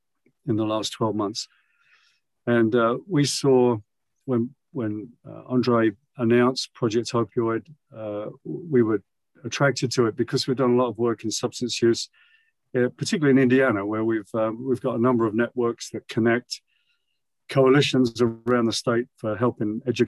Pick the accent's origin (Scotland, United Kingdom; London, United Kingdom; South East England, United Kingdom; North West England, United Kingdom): London, United Kingdom; moved away as an adult; now in United States; I grew up in London, as you could probably tell from my accent. I've lived in the US nearly 40 years.